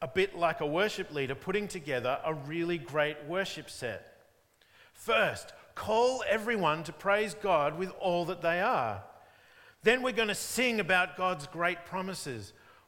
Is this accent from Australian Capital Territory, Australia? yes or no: no; Melbourne, Victoria, Australia; When I was growing up in Diamond Creek in the northeastern suburbs of Melbourne